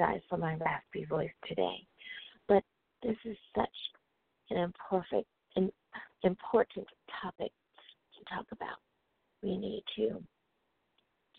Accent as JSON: {"language": "English", "country": "United States", "said": "my home country, the good old US"}